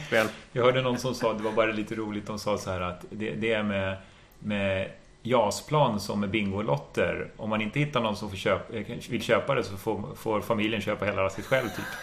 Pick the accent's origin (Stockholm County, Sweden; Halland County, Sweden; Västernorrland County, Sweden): Stockholm County, Sweden; Stockholm; Jag, jag är från Stockholm